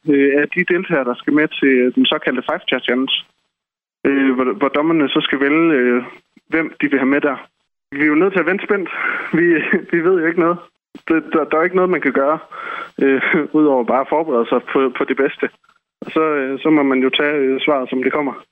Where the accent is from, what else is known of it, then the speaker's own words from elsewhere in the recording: Esbjerg, Southern Denmark, Denmark; vi er fire personer fra Esbjerg. Vi er alle sammen øh, gået på gymnasiet sammen.